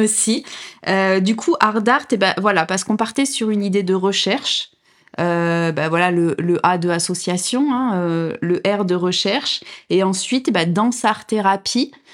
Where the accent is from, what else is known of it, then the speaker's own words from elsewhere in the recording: Drôme, Auvergne-Rhône-Alpes, France; now in Nîmes, France; je suis originaire de, de, la Drôme